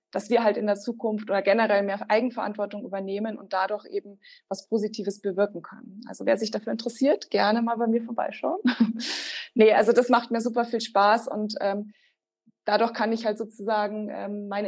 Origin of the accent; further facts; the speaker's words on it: Bavaria, Germany; now in Regensburg, Germany; Also nein, ich bin nicht in Regensburg aufgewachsen. Ich bin in der Nähe von Rosenheim aufgewachsen. Das ist eher so im Süden, Richtung Alpen.